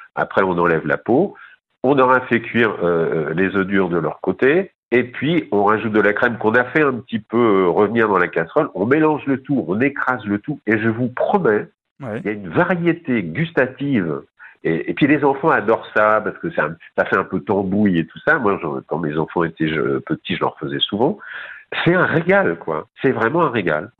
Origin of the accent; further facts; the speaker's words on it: Normandy, France; je suis normand